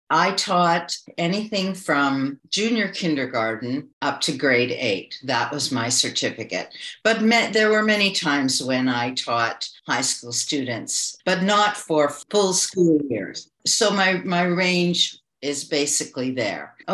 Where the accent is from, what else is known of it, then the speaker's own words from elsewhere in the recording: Toronto, Ontario, Canada; moved away as an adult; also born or lived in China; So I'm from Toronto, Canada. I was born here and I'm back here. During the last 20 years, I lived in China for 15 years